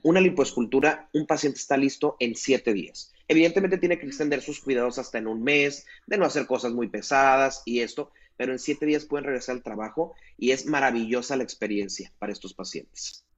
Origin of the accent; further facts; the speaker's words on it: Mazatlán, Sinaloa, Mexico; yo soy de acá de Mazatlán